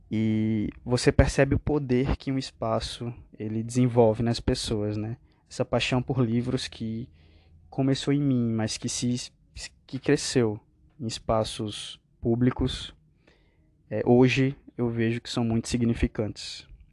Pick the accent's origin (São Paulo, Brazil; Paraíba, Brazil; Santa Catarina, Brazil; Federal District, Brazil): Paraíba, Brazil; Picuí; also born or lived in João Pessoa; eu sou natural de Picuí, uma cidade no interior da Paraíba